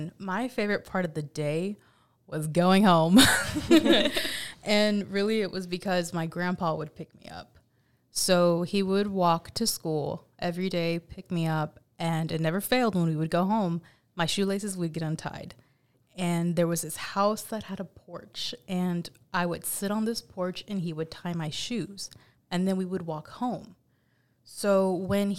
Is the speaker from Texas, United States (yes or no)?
yes; Baytown, Texas, United States; I was born and raised in Baytown